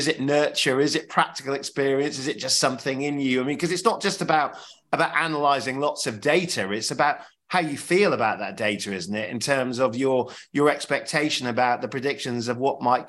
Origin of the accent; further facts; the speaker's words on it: Sheffield, Yorkshire and the Humber, United Kingdom; I know Sheffield very well. I'm from Sheffield, Sheffield myself